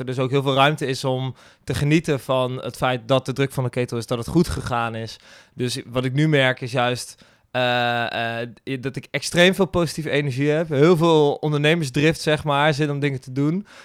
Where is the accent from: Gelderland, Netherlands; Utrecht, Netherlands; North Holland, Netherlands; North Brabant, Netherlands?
Gelderland, Netherlands; Gendt; moved away as an adult; now in Rotterdam, Netherlands; ik kom zelf uit Gent. Hier een klein dorpje